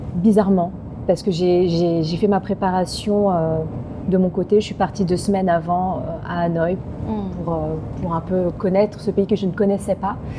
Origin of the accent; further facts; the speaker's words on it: France; On est très chauvin euh, en tant que Français